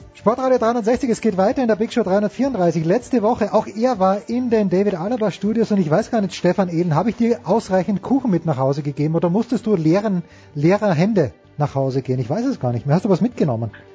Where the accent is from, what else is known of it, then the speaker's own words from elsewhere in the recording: Austria; wir als Österreicher